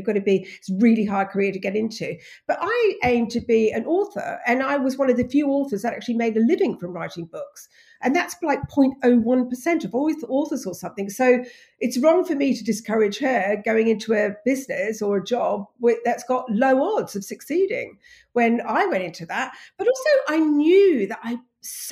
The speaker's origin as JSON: {"language": "English", "country": "Australia", "tie": "born or raised there", "also_born_or_lived": "England", "moved": "as an adult", "lives_now": "United Kingdom", "said": "I'm English, but I grew up in Australia"}